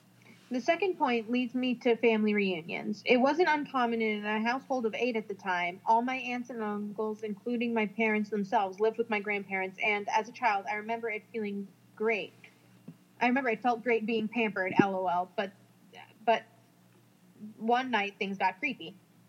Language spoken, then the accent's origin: English; Brazil; As a matter of fact, I'm from Brazil, and it's a very religious country, so I grew up Catholic, respecting and helping older people and others, helping with the chores and so on.